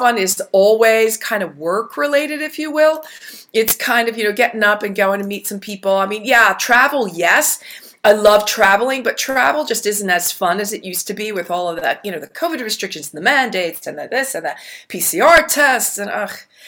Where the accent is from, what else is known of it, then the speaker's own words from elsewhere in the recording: Philadelphia, Pennsylvania, United States; moved away; also born or lived in New Jersey / Round Rock, Texas / Georgetown, Texas / Europe; I was born in Philadelphia